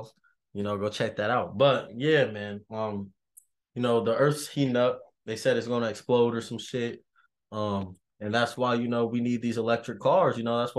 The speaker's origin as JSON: {"language": "English", "town": "Las Vegas", "region": "Nevada", "country": "United States", "moved": "yes", "said": "I'm from Vegas, so, like, yeah, we kind of get this weather around April."}